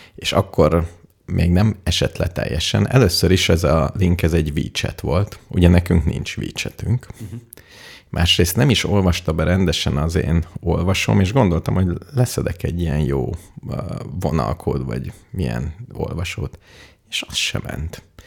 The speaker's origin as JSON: {"language": "Hungarian", "country": "Hungary", "said": "magyar vagyok, hungari, ungar"}